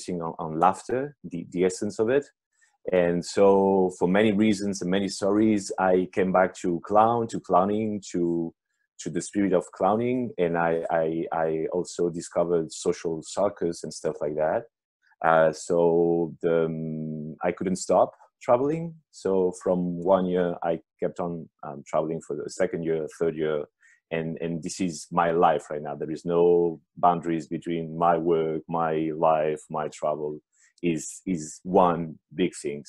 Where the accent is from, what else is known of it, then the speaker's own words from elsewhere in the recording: Paris, Île-de-France, France; I'm French-Italian. I've been born and raised in Paris